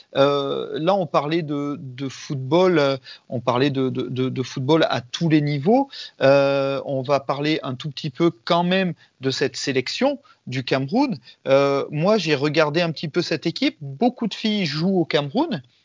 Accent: France; chez nous en France

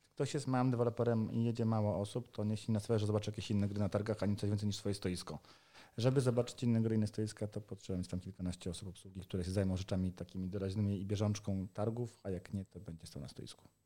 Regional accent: Poland; Jesteśmy deweloperami z Polski, Europy Środkowej

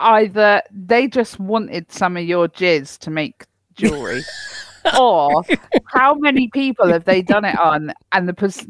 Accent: Cornwall, South West England, United Kingdom; I'm from Cornwall. I'm technically Cornish. I was born there

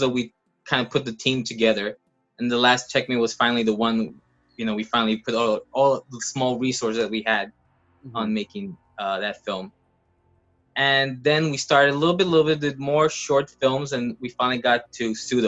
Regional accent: Los Angeles, California, United States; I've been here in LA for all my life

